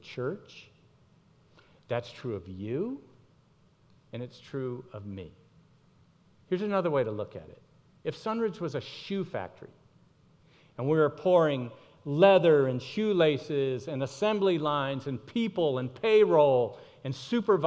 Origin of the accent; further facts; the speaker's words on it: Miami, Florida, United States; I grew up in Miami